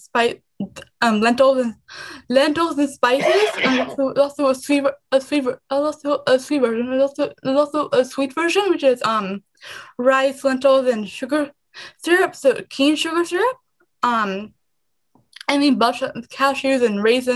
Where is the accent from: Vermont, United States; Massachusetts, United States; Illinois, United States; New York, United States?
Illinois, United States; also born or lived in India; I came to U.S. when I was 2. I came to Illinois when I was 5